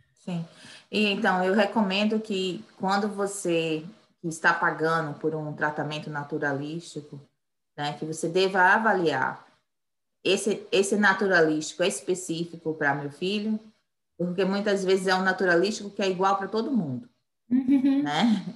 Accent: Bahia, Brazil; moved away as an adult; now in United States; eu sou brasileira, baiana

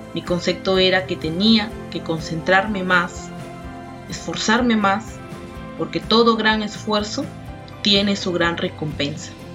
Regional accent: Piura, Peru; Nací en Piura

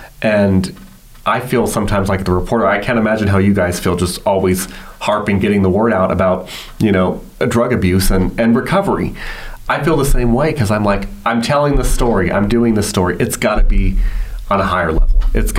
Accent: Southern California, United States; now in Fresno, United States; Growing up in Southern California, there are a lot of tribal casinos

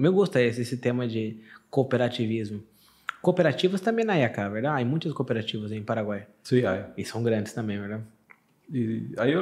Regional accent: Londrina, Paraná, Brazil; Spanish is a second language; Yo soy de Londrina.

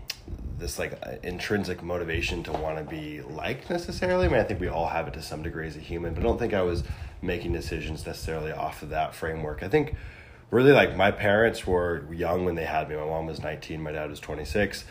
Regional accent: Big Sur, California, United States; also born or lived in San Luis Obispo; I grew up in Big Sur, California, so a small town on the Central Coast, super rural setting

